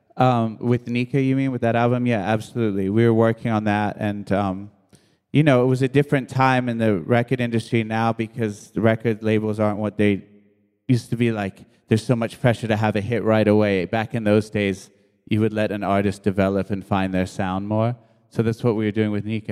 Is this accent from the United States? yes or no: yes; New York, United States; also born or lived in England; I was born in England many years ago, and, uh, and then my mom and dad, uh, my mom and dad split, and we moved to New York with my, with my mom